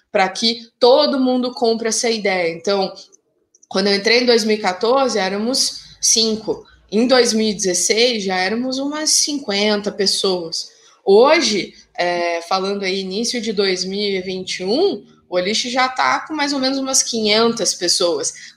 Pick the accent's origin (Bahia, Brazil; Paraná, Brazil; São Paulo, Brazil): Paraná, Brazil; Curitiba; sou curitibana